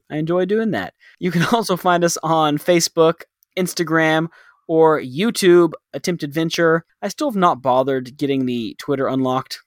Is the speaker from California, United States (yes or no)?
no; Dallas, Texas, United States; moved away as an adult; now in Thailand; growing up in Dallas, you could see stars